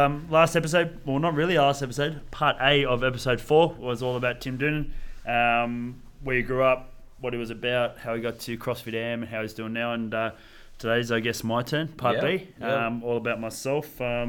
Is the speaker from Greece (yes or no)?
no; Sydney, New South Wales, Australia; also born or lived in Brisbane; So 2 years old, moved back down to Sydney. So, mate, like you, I was born in Brizzy.